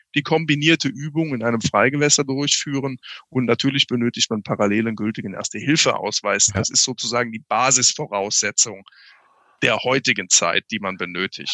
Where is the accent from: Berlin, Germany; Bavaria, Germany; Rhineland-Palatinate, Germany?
Rhineland-Palatinate, Germany; Daun; Ich bin aufgewachsen in der DLRG-Gliederung im Binnenland, in Daun in der Eifel sozusagen, okay. in Rheinland-Pfalz